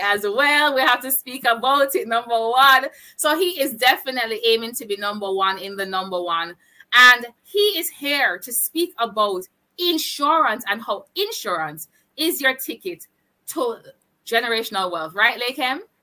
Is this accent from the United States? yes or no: no; Jamaica; I'm a digital entrepreneur and I am from Jamaica